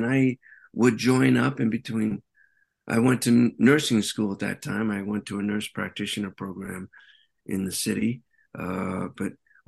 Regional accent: New York City, New York, United States; I'm a New Yorker

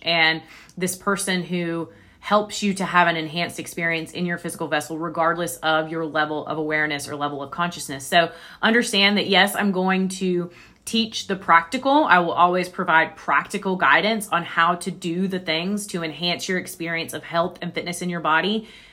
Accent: the Bible Belt, United States; I was raised in the Bible Belt

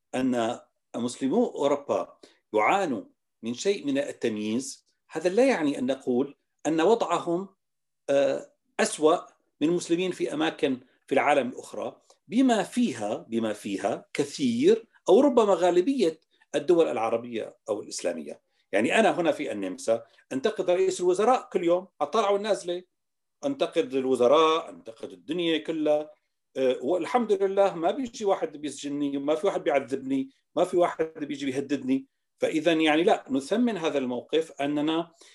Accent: Damascus, Damascus Governorate, Syria; moved away as an adult; also born or lived in Timișoara, Romania; now in Vienna, Austria; من مواليد دمشق 1961 من عائلة دمشقية

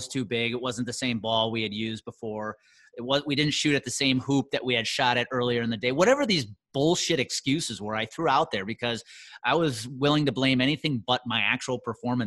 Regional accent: Wisconsin, United States; my hometown of Conemaugh, Wisconsin

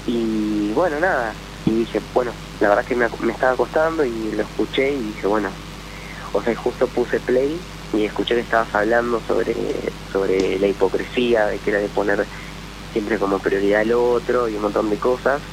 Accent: Buenos Aires conurbano, Buenos Aires Province, Argentina; moved away as an adult; now in Santa Cruz, Argentina; Soy de Buenos Aires

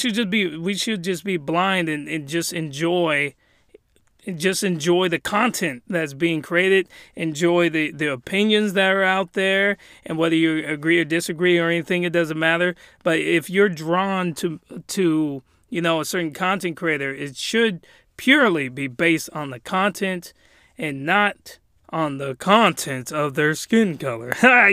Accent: Japan; But let's just say I was raised in Japan.

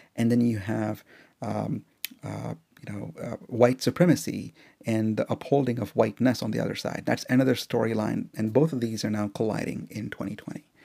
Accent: India; now in United States; as an Indian, um, guy in the U S

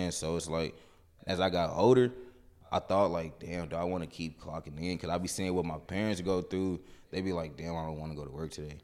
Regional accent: Kansas City, Missouri, United States; I grew up here in Kansas City, uh, mainly from, like, out south

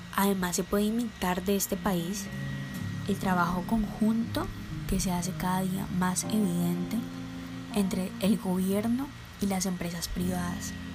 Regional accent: Colombia; nuestro papel como ciudadanos colombianos

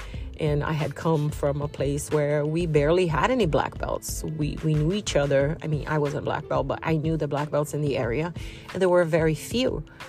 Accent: Brazil; moved away; also born or lived in United States

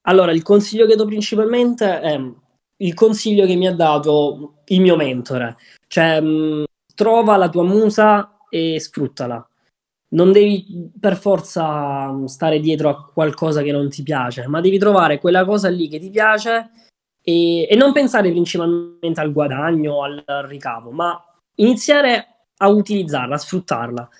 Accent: Southern Italy, Italy; moved away as an adult; io essendo un terrone doc non ero abituato al freddo del nord

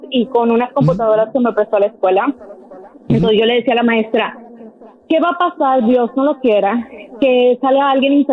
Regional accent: Veracruz, Mexico; now in Georgia, United States; Yo soy de Veracruz, de mi a Veracruz.

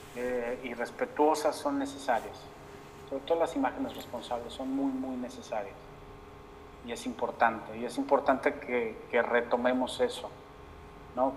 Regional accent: Mexico; en mi país

